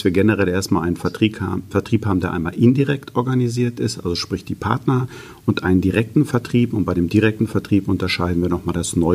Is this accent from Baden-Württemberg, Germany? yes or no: no; Paderborn, North Rhine-Westphalia, Germany; Ja, wie gesagt … Ich bin jetzt seit 16 Jahren bei der Firma Diamant Software. Bin ursprünglich Paderborner Junge, habe mal bei Firma Nixdorf gelernt